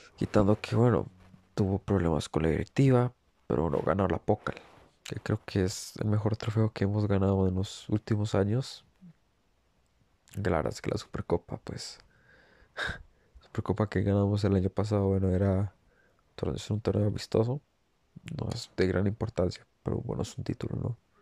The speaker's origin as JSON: {"language": "Spanish", "country": "Costa Rica", "said": "soy de Costa Rica"}